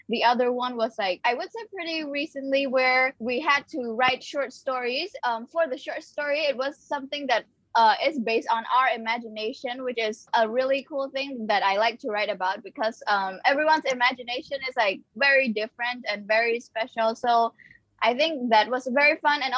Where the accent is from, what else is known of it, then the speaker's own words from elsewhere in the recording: Cambodia; also born or lived in Phnom Penh; I am from Cambodia, and I currently live in Phnom Penh